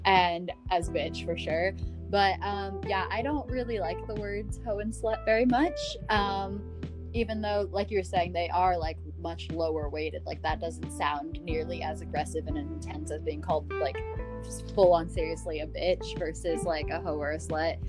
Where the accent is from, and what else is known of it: Northern California, United States